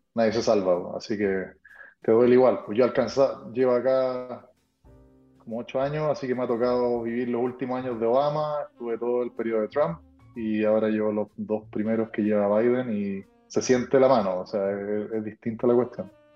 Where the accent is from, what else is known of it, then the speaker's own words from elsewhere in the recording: Antofagasta, Chile; moved away as an adult; now in Texas, United States; nacido y criado